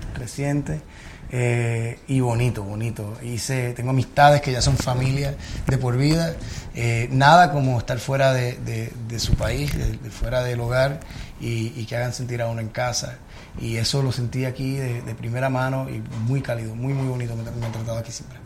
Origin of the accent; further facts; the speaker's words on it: Puerto Rico; moved away as an adult; also born or lived in New York; now in Miami, United States; me fui de Puerto Rico. Yo estuve 10 años en Nueva York, eh, regresé a Puerto Rico por 5 años